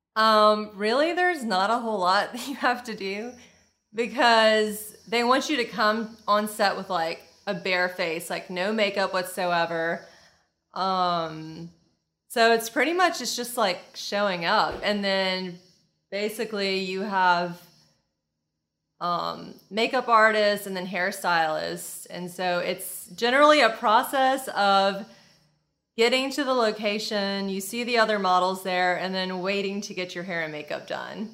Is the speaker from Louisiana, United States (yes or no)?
yes; Lafayette, Louisiana, United States; moved away as an adult; now in Destin, United States; I grew up in Lafayette, Louisiana, and I moved here to Destin, Florida